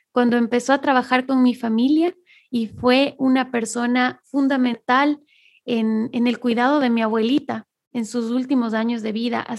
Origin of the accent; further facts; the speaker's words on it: Cotacachi, Imbabura, Ecuador; moved away; also born or lived in Quito; Cotacachi es del pueblo de donde yo soy, ahí en Ecuador.